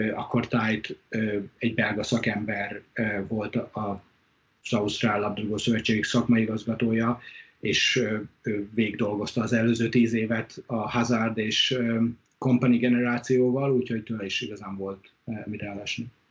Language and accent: Hungarian; Hungary; moved away as an adult; also born or lived in Brisbane, Australia; now in Australia; Mi kétszer voltunk otthon